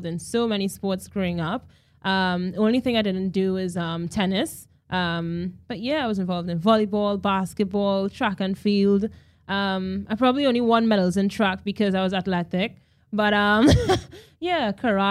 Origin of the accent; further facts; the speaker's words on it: Trinidad & Tobago; moved away as an adult; also born or lived in Wales / New Zealand; now in Australia; in Trinidad and Tobago, I think we're heavily rooted in our culture